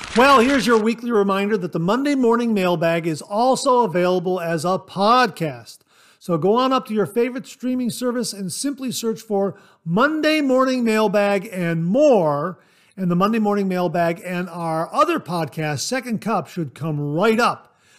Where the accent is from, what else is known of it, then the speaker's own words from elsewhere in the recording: Ohio, United States; I was born and raised in Ohio